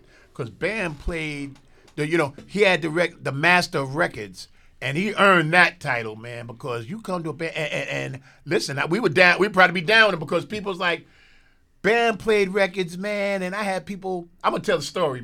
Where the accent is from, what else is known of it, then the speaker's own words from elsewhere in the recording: New York City, New York, United States; We're from Soundview